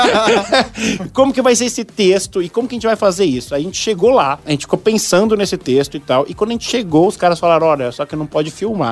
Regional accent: São Paulo, Brazil; eu sou de São Paulo

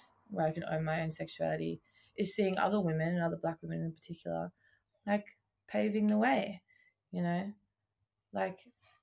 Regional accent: Tasmania, Australia; moved away; I come from Tasmania, like I grew up down there. My people aren't from there, but I did grow up there

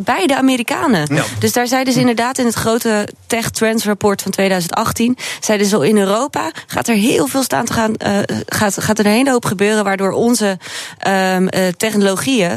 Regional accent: Groningen, Netherlands; ik ben een geboren Groningse

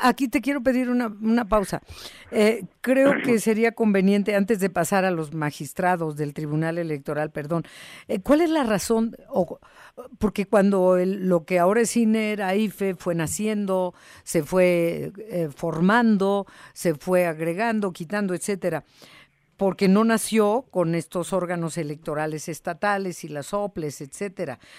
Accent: Mexico; como mexicanos

